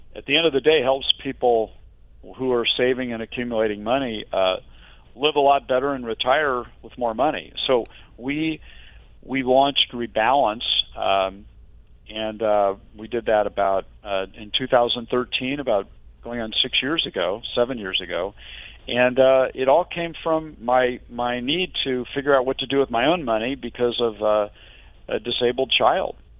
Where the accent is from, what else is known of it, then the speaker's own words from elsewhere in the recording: Midwest, United States; now in Northern California, United States; I grew up in the Midwest